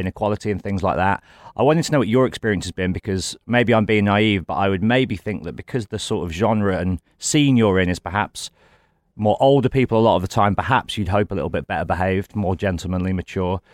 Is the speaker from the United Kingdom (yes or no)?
yes; Dorridge, West Midlands, United Kingdom; I'm from Doridge